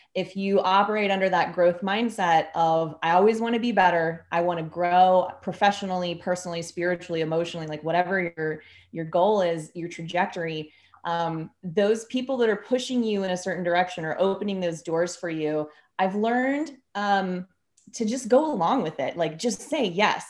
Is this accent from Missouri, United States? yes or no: yes; Kansas City, Missouri, United States; I'm from Kansas City and I've lived in Kansas City most of my life